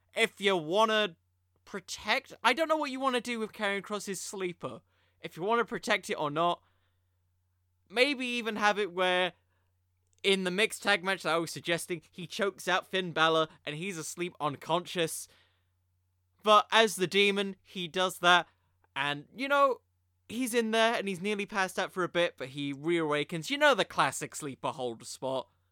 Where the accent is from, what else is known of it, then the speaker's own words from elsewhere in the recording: United Kingdom; I'm British.